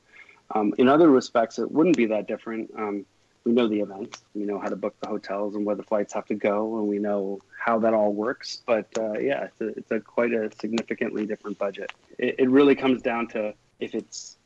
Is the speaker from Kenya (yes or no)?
no; Canada; we're a Canadian show with Canadian people in it, on made by Canadians